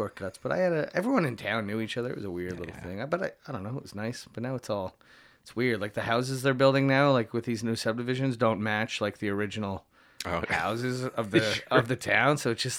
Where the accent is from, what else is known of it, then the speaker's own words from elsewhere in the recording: Niagara-on-the-Lake, Ontario, Canada; also born or lived in St. Catharines; I was born in St. Catharines. I was raised in a part of Niagara on the Lake called St. David's, which is technically a village.